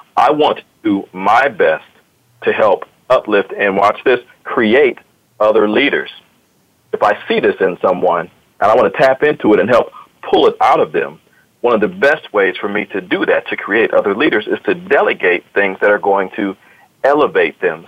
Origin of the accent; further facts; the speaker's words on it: Akron, Ohio, United States; now in Columbus, United States; I'm uh, originally from Akron, Ohio, as, as uh, this other guy, some people may know in your audience, LeBron James. He's also from my hometown